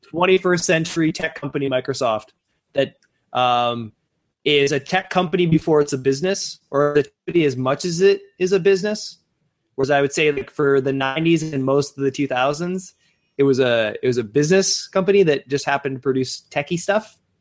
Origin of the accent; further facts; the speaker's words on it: Sault Ste. Marie, Ontario, Canada; moved away; my hometown of Sault Ste. Marie